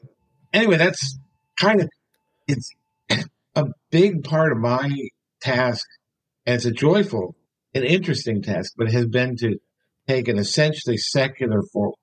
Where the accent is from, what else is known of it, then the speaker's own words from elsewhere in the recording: Maryland, United States; also born or lived in Illinois; I was born in the Midwest. I was born in Illinois, but grew up in Maryland. I sort of think of myself as being from both places in a way. Maryland was from the age of five on, really. I got all my education in Maryland